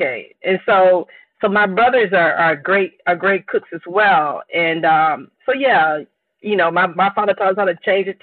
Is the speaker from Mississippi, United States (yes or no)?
yes; Enterprise, Mississippi, United States; moved away as an adult; I grew up in Mississippi, and my grandmother had a farm